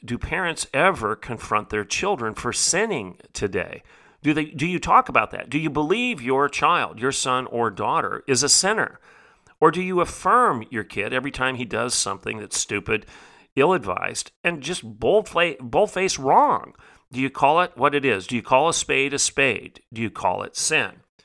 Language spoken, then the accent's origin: English; United States; I, as an American